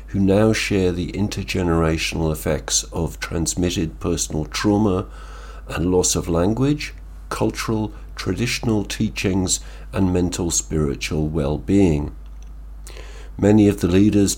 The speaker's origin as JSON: {"language": "English", "country": "Ireland", "said": "I'm Irish"}